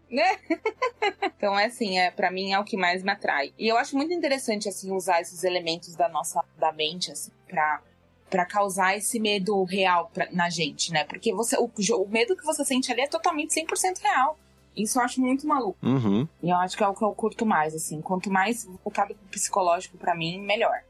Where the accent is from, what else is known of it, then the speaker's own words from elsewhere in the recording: São Paulo, Brazil; Eu sou de São Paulo